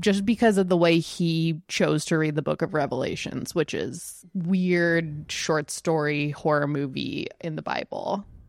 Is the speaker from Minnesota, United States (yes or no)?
no; Texas, United States; I'm growing up in Texas with Jenny